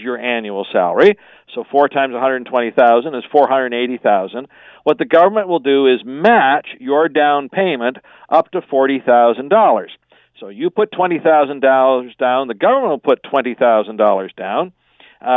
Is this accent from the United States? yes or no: no; Canada; as a Canadian